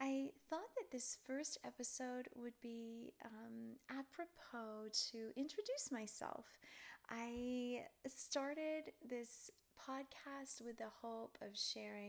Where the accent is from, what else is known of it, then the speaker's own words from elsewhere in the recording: Charleston, Tennessee, United States; also born or lived in Cleveland, Tennessee; I was born in Cleveland, Tennessee, and grew up in a little town near there called Charleston, Tennessee.